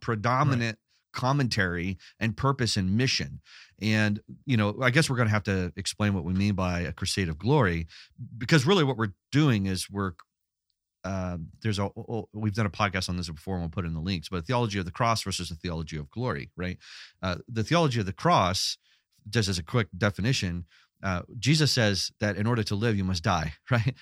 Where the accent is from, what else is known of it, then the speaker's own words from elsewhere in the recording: Los Angeles, California, United States; I grew up in Los Angeles